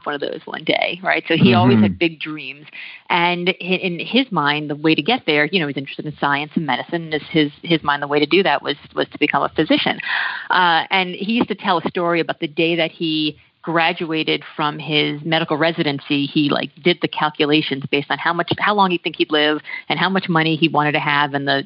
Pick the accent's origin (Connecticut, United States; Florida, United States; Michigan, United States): Florida, United States; Miami; moved away as an adult; also born or lived in New York City / Texas; I was born in New York City and grew up in Miami